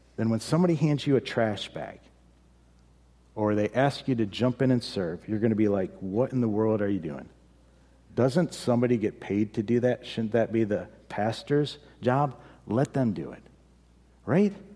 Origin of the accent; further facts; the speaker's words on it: United States; we as an American, as Americans